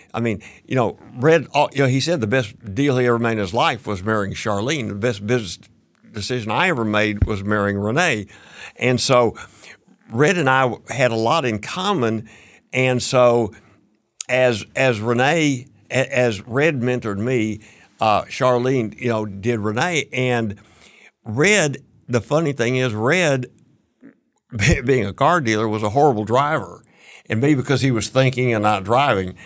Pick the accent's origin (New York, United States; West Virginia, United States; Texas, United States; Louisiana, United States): Texas, United States; Fort Worth; moved away as an adult; now in San Antonio, United States; I moved to San Antonio in nineteen sixty-nine, and I grew up in Fort Worth.